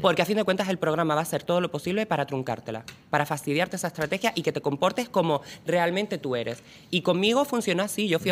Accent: Lanzarote, Canary Islands, Spain; yo soy de Lanzarote

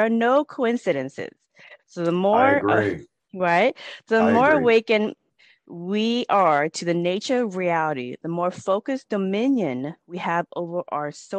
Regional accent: United States; I grew up in the United States

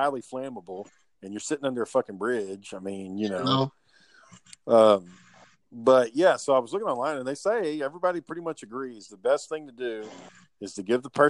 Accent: Kearns, Utah, United States; growing up in Kearns

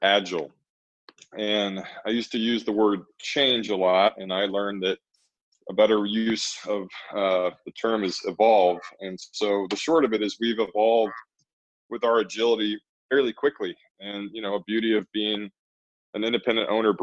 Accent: Texas, United States; I'm a Texan through and through

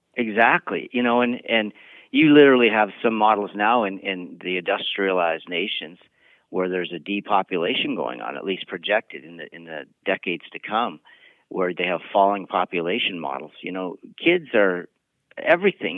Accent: Montana, United States; I've dealt with similar issues in the state of, of Montana

